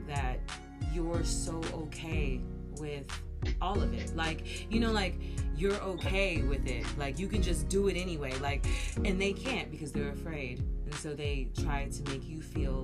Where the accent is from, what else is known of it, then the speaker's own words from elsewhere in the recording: United States; I am American